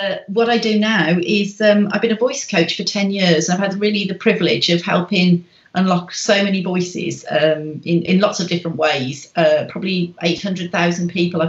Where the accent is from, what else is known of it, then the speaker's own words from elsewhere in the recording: Birmingham, West Midlands, United Kingdom; moved away as an adult; now in Wales, United Kingdom; I live in Wales in the UK. And I was born in Birmingham in England.